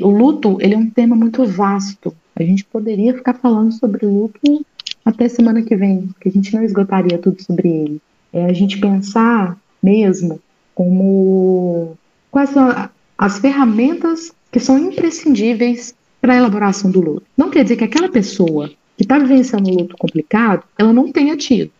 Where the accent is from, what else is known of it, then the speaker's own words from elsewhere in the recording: Brazil; nós brasileiros